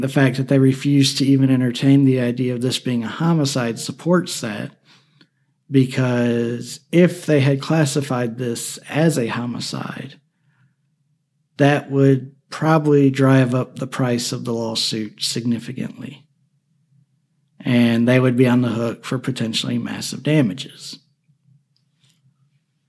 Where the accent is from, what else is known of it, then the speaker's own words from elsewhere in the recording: Alabama, United States; Alabama, my home state